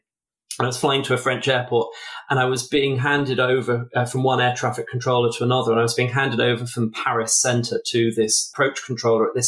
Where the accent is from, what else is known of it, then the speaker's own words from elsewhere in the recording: England, United Kingdom; I'm English